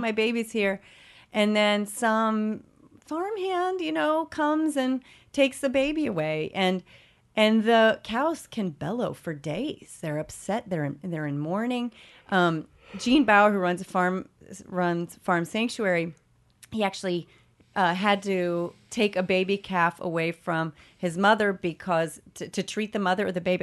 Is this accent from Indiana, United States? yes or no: yes; Evansville, Indiana, United States; now in New York City, United States; my hometown of Evansville, Indiana